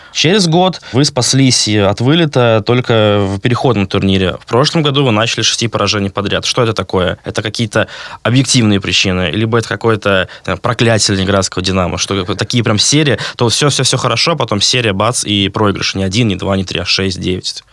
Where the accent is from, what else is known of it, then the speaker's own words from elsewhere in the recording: Vyborg, Leningrad Oblast, Russia; я из Выборга, это не такой волейбольный город